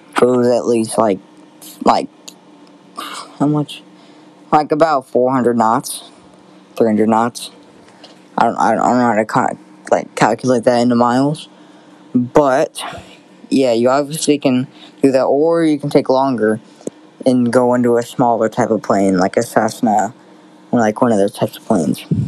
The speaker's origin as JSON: {"language": "English", "town": "Quincy", "region": "Illinois", "country": "United States", "tie": "born or raised there", "said": "my hometown, Quincy"}